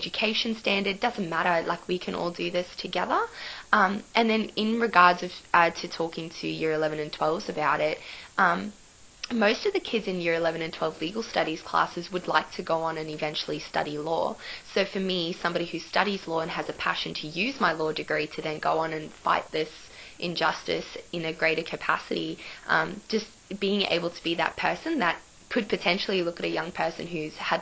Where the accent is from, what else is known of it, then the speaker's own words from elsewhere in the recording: Cairns, Queensland, Australia; moved away as an adult; now in Sydney, Australia; I'm originally from Cairns in Queensland